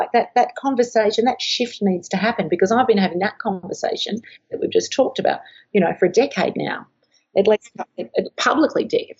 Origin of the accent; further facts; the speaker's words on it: New South Wales, Australia; I'm, regardless of where I live, I'm from central New South Wales. So I'm from Wiradjuri country. That's where my spirit will rest.